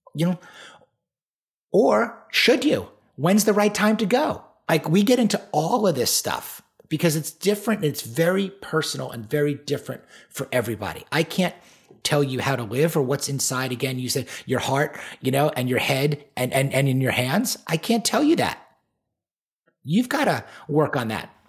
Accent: Great Neck, New York, United States; I was born and raised on Long Island, New York, the North Shore in a town called Great Neck

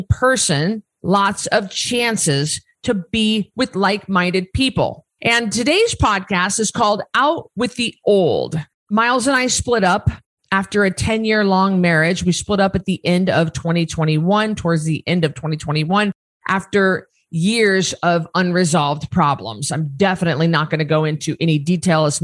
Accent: Northern Idaho, United States; now in Boise, United States; I grew up in Northern Idaho, where we were surrounded by timber, by property, by trees, hundreds of acres.

